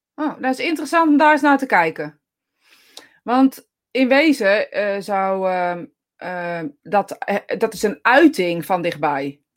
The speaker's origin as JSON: {"language": "Dutch", "country": "Netherlands", "said": "als Nederlanders"}